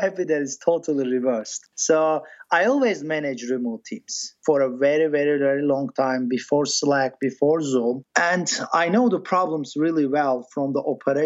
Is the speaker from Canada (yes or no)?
no; Turkey; born or raised there; first language English; moved away as an adult; also born or lived in Boston, United States; now in Silicon Valley, United States